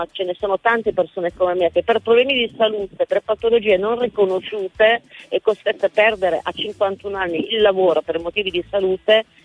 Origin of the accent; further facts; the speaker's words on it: Trivero, Piedmont, Italy; Sono di Trevero.